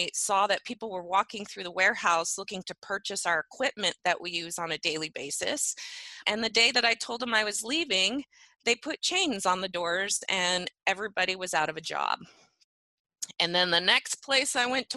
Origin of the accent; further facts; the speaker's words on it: Medford, Oregon, United States; also born or lived in Phoenix, Oregon / Talent, Oregon; I actually grew up in Southern Oregon, Medford, Oregon. Went to school in Phoenix and Talent, Oregon.